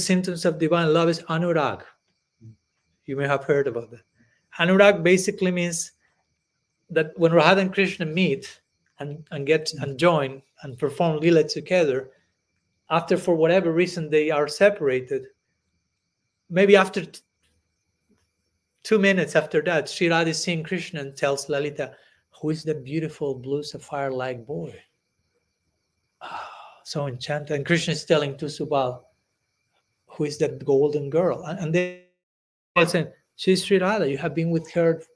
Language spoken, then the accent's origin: English; Argentina; moved away; I was born in Argentina